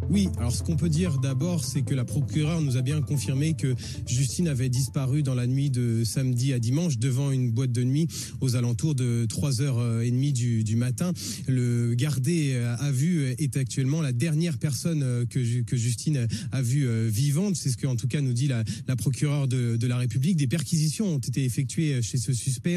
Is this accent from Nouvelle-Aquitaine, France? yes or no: no; Burgundy, Bourgogne-Franche-Comté, France; moved away; je viens de Bourgogne, euh, et voilà, un petit village comme ça aussi.